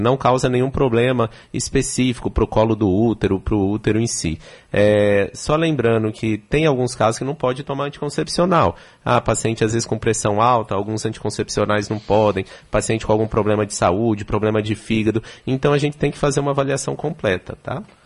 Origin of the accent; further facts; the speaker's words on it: São Paulo, Brazil; moved away as an adult; now in Salvador, Brazil; Eu sou de São Paulo, estou há três anos aqui em Salvador.